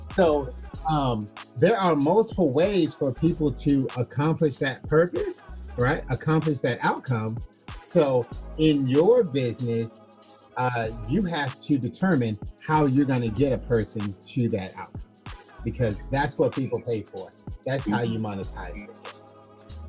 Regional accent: Florida, United States; I was born in Florida, in the United States

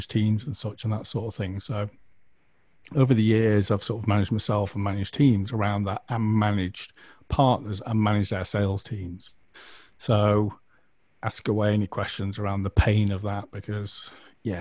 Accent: United Kingdom; we're British

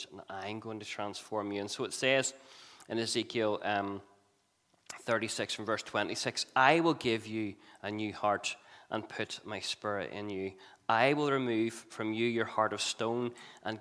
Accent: Belfast, Northern Ireland, United Kingdom; moved away; we are from Belfast

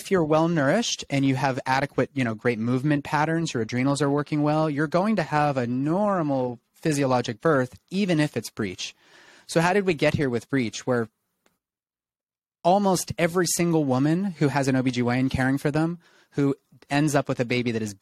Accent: England, United Kingdom; I'm English.

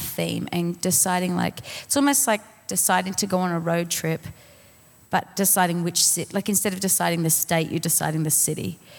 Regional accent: Colorado Springs, Colorado, United States; I'm from Colorado Springs.

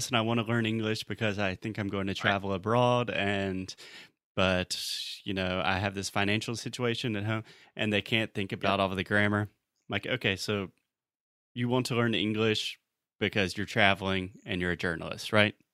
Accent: Chicago, Illinois, United States; I'm like, "Well, I'm from Chicago. We have the best pizza in the world

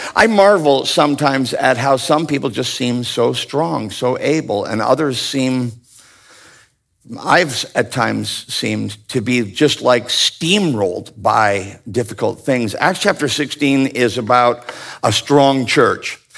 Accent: Ontario, Canada; I grew up in Ontario, Canada

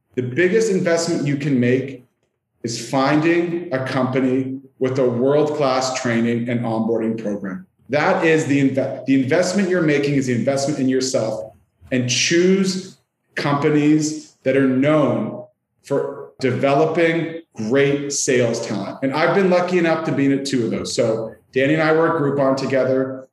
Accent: Canada; accent: Canadian; you'll hear I am Canadian in my accent

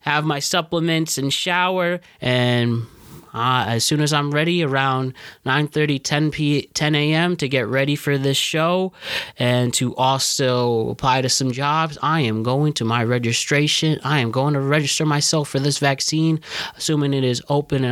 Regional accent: Connecticut, United States; my home state of Connecticut

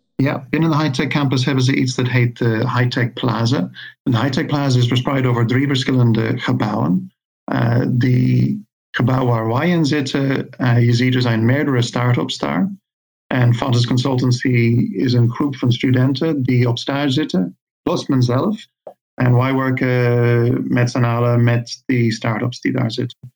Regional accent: Ireland; moved away as an adult; now in Veldhoven, Netherlands; ik kom oorspronkelijk uit Ierland, maar ik woon in Nederland nu 25 jaar

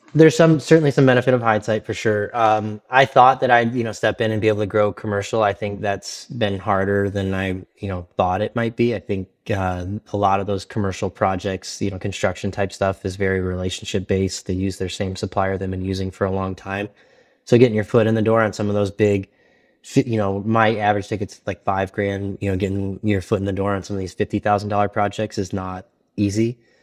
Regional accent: Detroit, Michigan, United States; moved away as an adult; also born or lived in Texas; now in Pittsburgh, United States; I'm from Detroit

